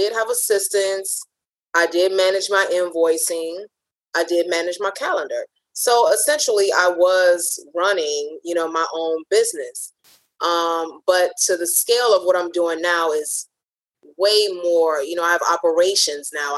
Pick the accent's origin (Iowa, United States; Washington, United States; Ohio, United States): Ohio, United States; Cleveland; moved away as an adult; also born or lived in New Jersey / New York; I'm originally from Cleveland